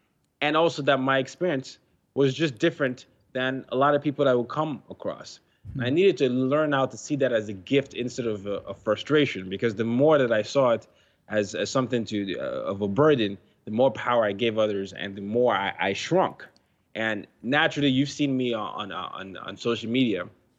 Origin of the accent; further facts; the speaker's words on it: Nigeria; now in United States; And then I moved to United States and people didn't believe I came from Nigeria because they had a one-note view of that.